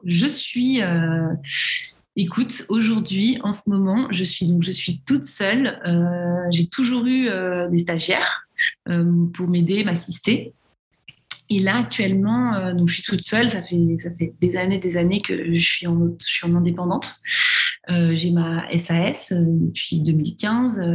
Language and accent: French; Paris region, Île-de-France, France; moved away as an adult; now in Lille, France; j'ai grandi en région parisienne, mais aujourd'hui, je vis à Lille depuis depuis six ans